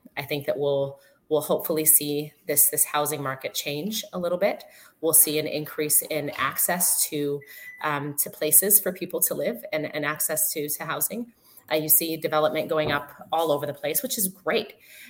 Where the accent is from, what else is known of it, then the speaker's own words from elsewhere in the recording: Detroit, Michigan, United States; now in Windsor, Canada; I grew up in Detroit, as you well know, Arms, and it reminds me so much of the west side of Detroit where I grew up.